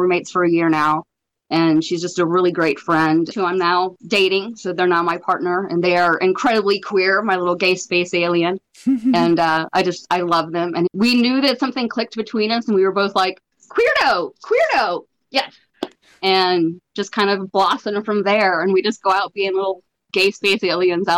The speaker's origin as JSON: {"language": "English", "town": "Atlanta", "region": "Georgia", "country": "United States", "tie": "born or raised there", "said": "I grew up in Atlanta, and my mom was an apartment manager"}